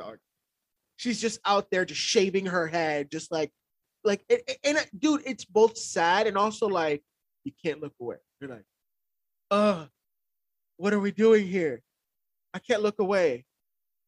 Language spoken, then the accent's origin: English; Miami, Florida, United States; now in Austin, United States; I grew up in Miami